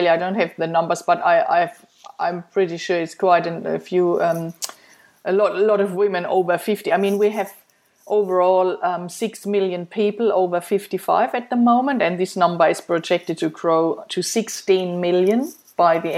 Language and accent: English; Germany; moved away as an adult; after I um, I came from Germany seven years ago, and then I started.